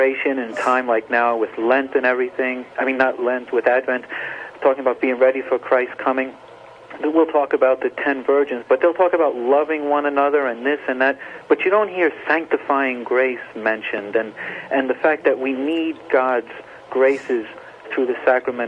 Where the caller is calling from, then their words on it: Rockaway, New Jersey, United States; I'm calling from a hospital in Rockaway, New Jersey right now.